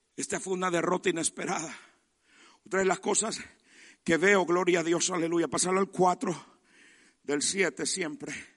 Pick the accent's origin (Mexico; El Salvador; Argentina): El Salvador; como buen salvadoreño